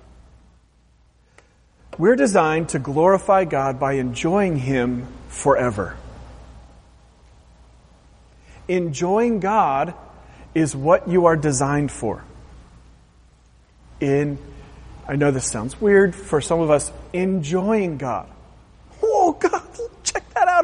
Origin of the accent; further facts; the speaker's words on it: Pacific Northwest, Oregon, United States; growing up in the Pacific Northwest, an hour or so from the Pacific Ocean